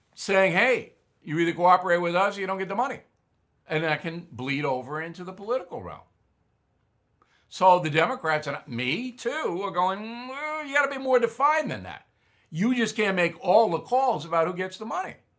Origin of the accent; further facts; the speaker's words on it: Long Island, New York, United States; my hometown on Long Island